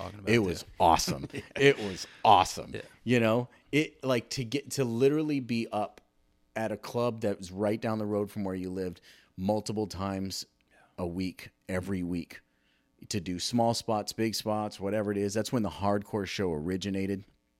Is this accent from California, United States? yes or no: yes; California, United States; also born or lived in Hawaii / Arizona / Virginia / Rhode Island; I was born in California, lived in Hawaii, then went back, moved to California, lived in Arizona for a little while too, Virginia, Rhode Island, Massachusetts.